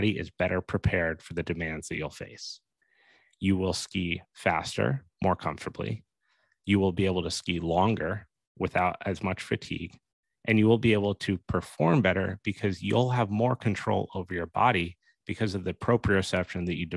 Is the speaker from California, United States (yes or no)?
no; Steamboat Springs, Colorado, United States; in Colorado, for example, where I grew up in Steamboat